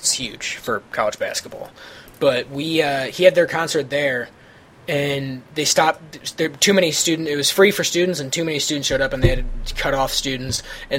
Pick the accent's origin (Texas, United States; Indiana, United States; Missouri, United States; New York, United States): Missouri, United States; St. Louis; growing up in St. Louis